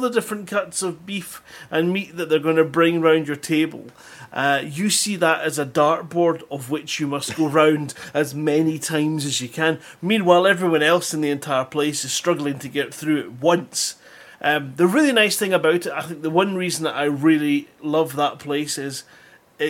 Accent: Scotland, United Kingdom; I'm Scottish

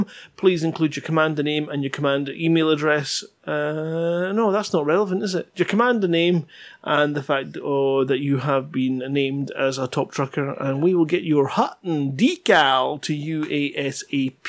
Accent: Scotland, United Kingdom; I'm Scottish

